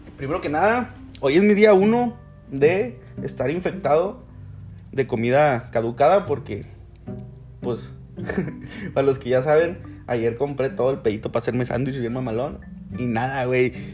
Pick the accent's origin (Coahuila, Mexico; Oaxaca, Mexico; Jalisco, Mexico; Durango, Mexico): Coahuila, Mexico; Monclova; now in Frontera, Mexico; nací en Monclova, por lo tanto, soy de Monclova